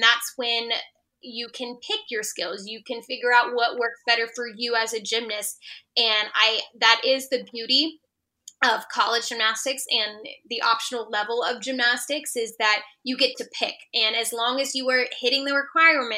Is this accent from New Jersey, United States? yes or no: no; Texas, United States; I'm a Texan